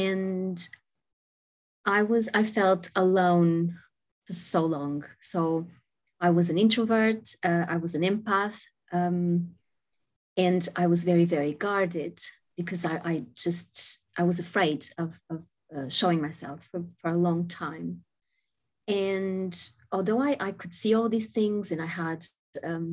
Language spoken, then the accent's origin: English; Portugal; I was born in Portugal many, many moons ago